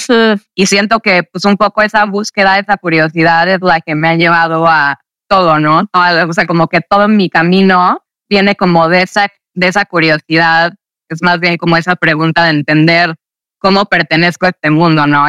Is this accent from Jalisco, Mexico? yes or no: no; Mexico City, Mexico; yo crecí en la Ciudad de México